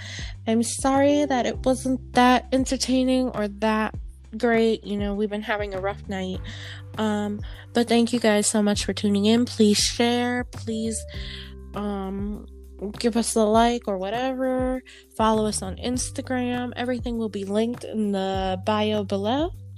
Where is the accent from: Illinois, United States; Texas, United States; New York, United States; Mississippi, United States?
New York, United States; Like me, I'm from New York.